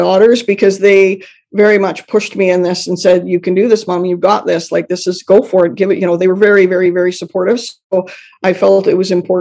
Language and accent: English; Canada; I'm Canadian